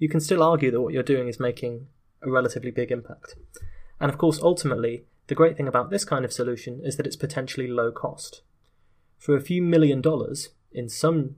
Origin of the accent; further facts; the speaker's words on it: United Kingdom; in my home country of Britain